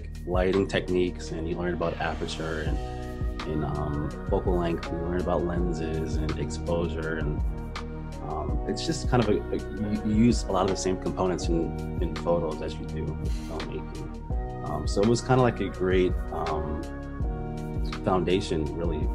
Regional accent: Cleveland, Ohio, United States; moved away as an adult; also born or lived in Syracuse, New York; Born and raised in Cleveland, Ohio

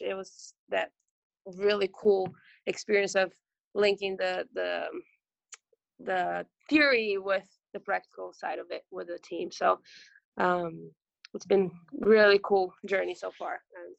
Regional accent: Brazil; English is a second language; moved away as an adult; also born or lived in Ohio, United States / Michigan, United States; now in Orlando, United States; I'm from Brazil.

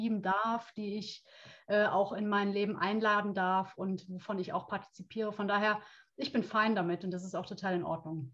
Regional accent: Brühl, North Rhine-Westphalia, Germany; ich grüße dich aus dem Rheinland. Oh. Ich komme aus Köln beziehungsweise oh. aus Brühl.

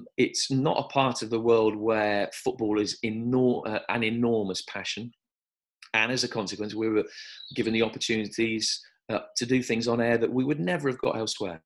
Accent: Birmingham, West Midlands, United Kingdom; moved away; also born or lived in South West England; I was brought up in Birmingham

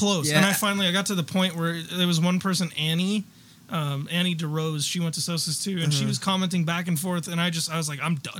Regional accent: United States; I'm American.

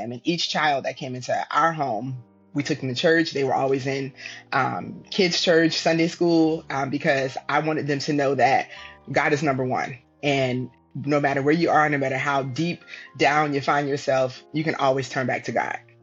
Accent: Virginia, United States; moved away as an adult; also born or lived in Texas; I grew up in Virginia

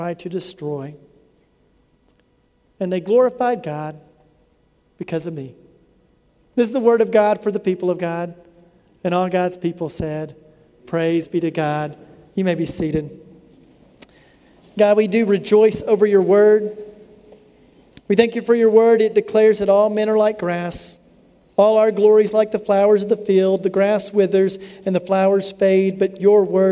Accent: United States; I'm an American from the United States

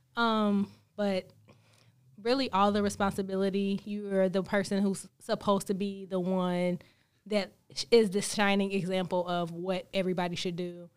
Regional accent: Greensboro, North Carolina, United States; moved away as an adult; now in Charlotte, United States; born and raised in Greensboro

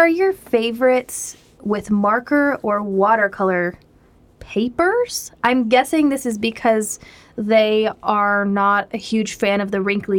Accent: Omaha, Nebraska, United States; So I'm from Nebraska and I'm from Omaha, which is the most reasonably populated part of Nebraska.

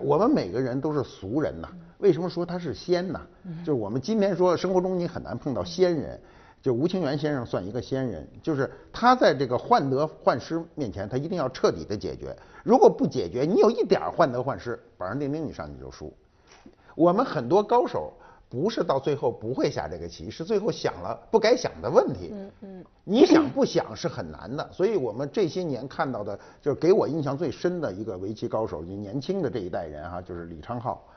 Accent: China; 我们中国人有很强的文化尊严

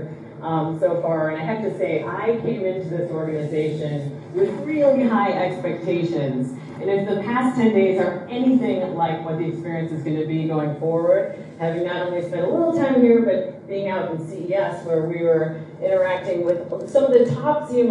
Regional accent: Australia; I'm Australian.

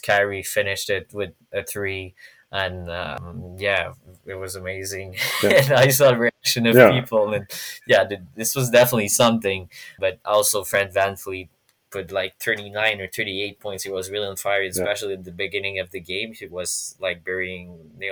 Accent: Montreal, Quebec, Canada; I'm from Montreal

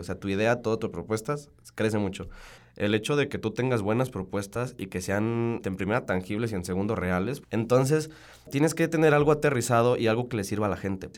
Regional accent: Salamanca, Guanajuato, Mexico; Yo soy de Salamanca

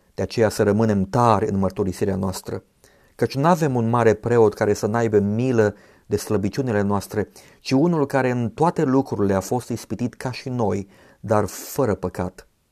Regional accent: Romania; ne-am născut în România

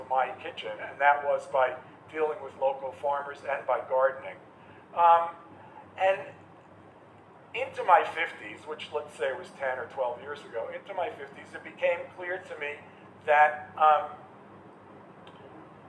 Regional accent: New York, United States; moved away as an adult; also born or lived in Massachusetts; I grew up in New York

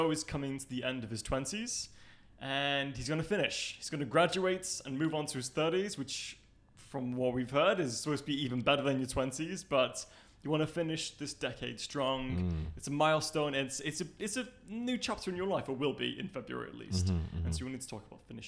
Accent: Manchester, North West England, United Kingdom; I'm from Manchester.

